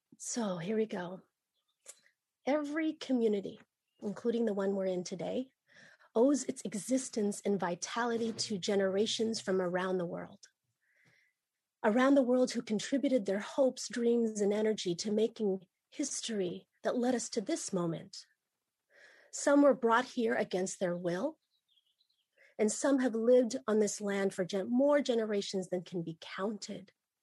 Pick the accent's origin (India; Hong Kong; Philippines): Philippines; And I'm Ilocana, and I'm also Batangueña. Some people call the place that I'm from the Philippines. I identify as Pinay